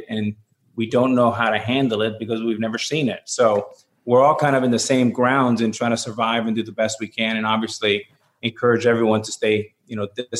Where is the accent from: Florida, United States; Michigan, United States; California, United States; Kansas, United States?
Florida, United States; Miami; And being growing up in Miami, we had three teams we would follow just by the nature of cable television.